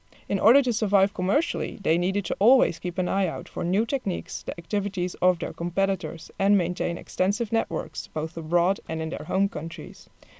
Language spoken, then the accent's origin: English; Netherlands; moved away as an adult; I'm 26, and I come from the Netherlands, where I did a BA in Italian Studies and MA in Book Studies at the University of Leiden.